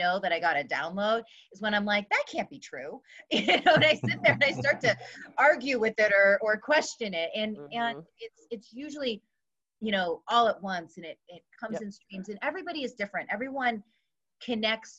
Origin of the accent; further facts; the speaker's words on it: California, United States; I am from California